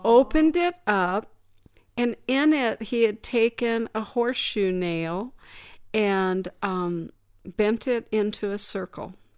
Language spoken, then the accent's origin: English; Danville, United States; my hometown, Danville